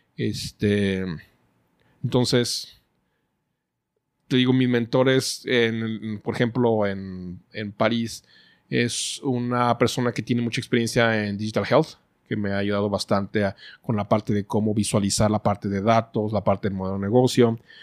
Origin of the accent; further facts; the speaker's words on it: Guadalajara, Jalisco, Mexico; los mexicanos, creo que somos únicos mexicanos